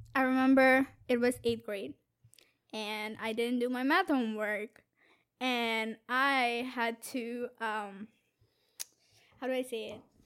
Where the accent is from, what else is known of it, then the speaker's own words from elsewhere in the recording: India; now in Boston, United States; I'm from India